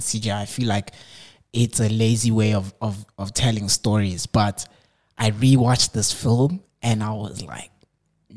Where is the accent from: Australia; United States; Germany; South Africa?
South Africa; I'm South African